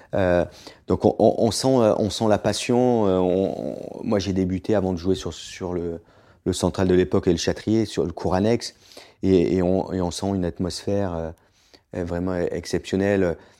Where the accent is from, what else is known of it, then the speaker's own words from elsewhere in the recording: Southern Alps, Provence-Alpes-Côte d'Azur, France; also born or lived in Boulouris / Florida; j'ai grandi dans les Alpes du Sud